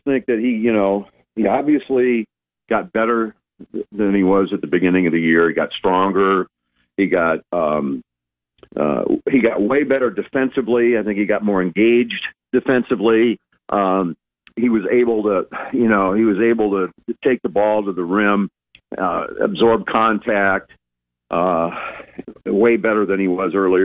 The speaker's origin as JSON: {"language": "English", "town": "Lincoln", "region": "Nebraska", "country": "United States", "tie": "born or raised there", "said": "I grew up in Lincoln years ago"}